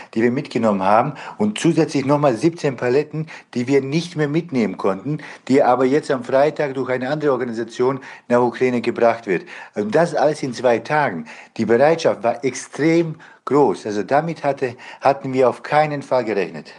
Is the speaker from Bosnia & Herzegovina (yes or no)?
yes; Bosnia & Herzegovina; now in Germany; Ich komme ursprünglich selber aus Bosnien